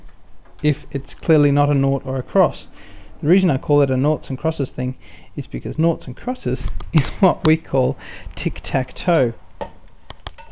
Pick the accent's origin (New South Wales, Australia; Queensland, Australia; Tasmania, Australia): New South Wales, Australia; Newcastle; I'm from Newcastle